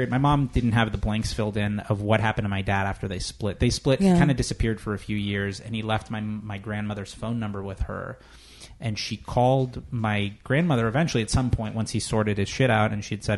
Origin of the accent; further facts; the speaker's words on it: South Florida, United States; moved away; I'm originally from South Florida